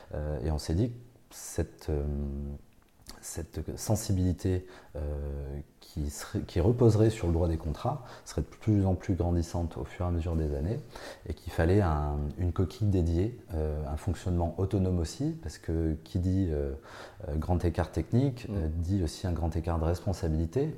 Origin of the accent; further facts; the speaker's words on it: Bordeaux, Nouvelle-Aquitaine, France; moved away as an adult; now in Nancy, France; repartir dans ma région natale et de repartir à Bordeaux